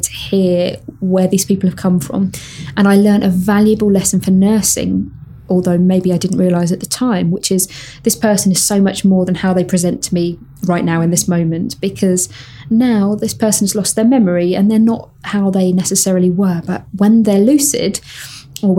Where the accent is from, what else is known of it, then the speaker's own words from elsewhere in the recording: United Kingdom; I'm terribly British